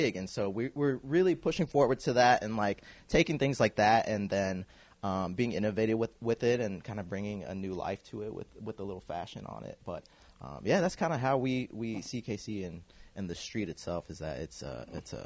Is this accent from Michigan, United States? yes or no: no; Kansas City, Missouri, United States; I grew up in the Northeast area